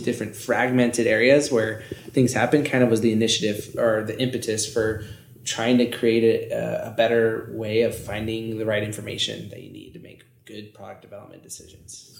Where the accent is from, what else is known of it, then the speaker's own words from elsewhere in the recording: Northern California, United States; moved away as an adult; also born or lived in Santa Barbara / Los Angeles; now in Reno, United States; from Northern California